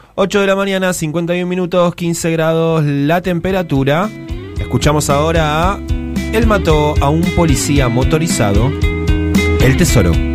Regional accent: Buenos Aires, Argentina; los porteños

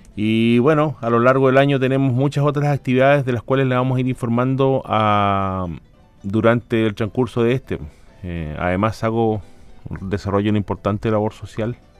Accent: Chile; como chileno, como chileno nosotros

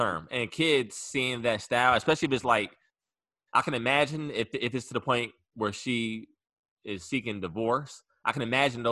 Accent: Hampton, Virginia, United States; now in Houston, United States; I'm from Hampton

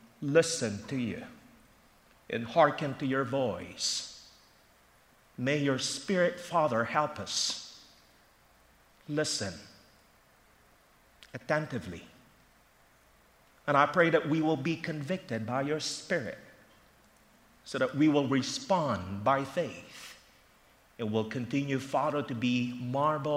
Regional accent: Philippines; now in Philadelphia, United States; Growing up in the Philippines

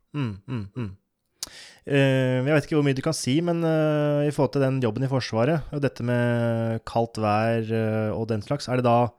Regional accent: Oppland, Innlandet, Norway; jeg er fra Oppland, som nå heter Viken

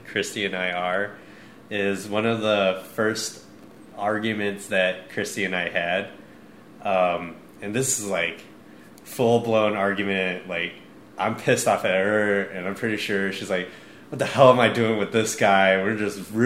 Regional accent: Midwest, United States; both of us growing up in the Midwest

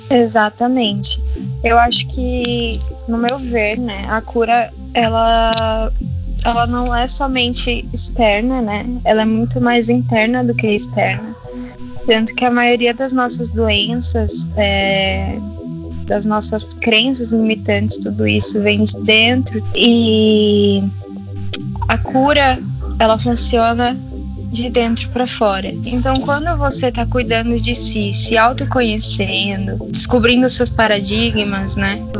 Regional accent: Minas Gerais, Brazil; now in São Paulo, Brazil; sou mineira, morando em São Paulo

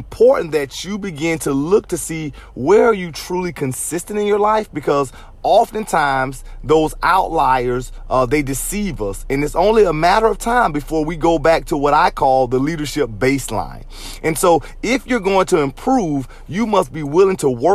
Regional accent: Jacksonville, Florida, United States; I grew up in Jacksonville, Florida, so I represent the Jacksonville Jaguars

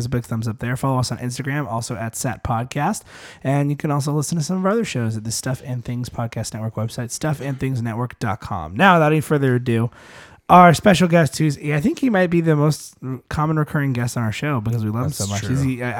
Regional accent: Minnesota, United States; We're from Minnesota.

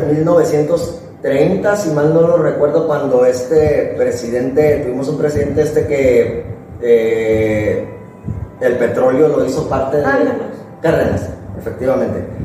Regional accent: Mexico; para nosotros como mexicanos

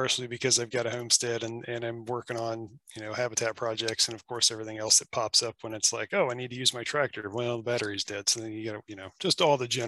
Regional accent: Appalachia, United States; now in Washington, United States; where I'm from Appalachia. And where I grew up

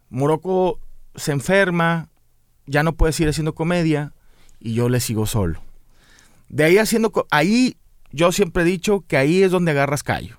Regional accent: Monterrey, Nuevo León, Mexico; somos los regios

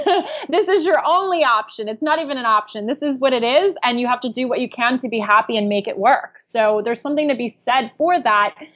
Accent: New York City, New York, United States; also born or lived in New Jersey; I am a New Yorker

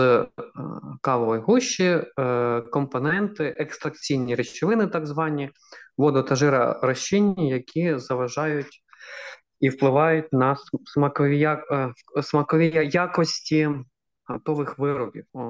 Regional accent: Kharkiv, Kharkiv Oblast, Ukraine; moved away; я ж сам з Харкова, 25 років прожив у Харкові

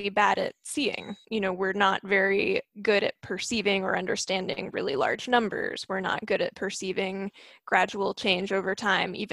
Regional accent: Maryville, Tennessee, United States; moved away as an adult; now in Seattle, United States; I grew up in Maryville, right next to the Smoky Mountains.

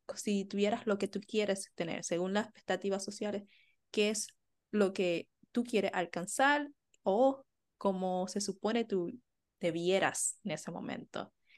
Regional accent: Puerto Rico; somos puertorriqueños

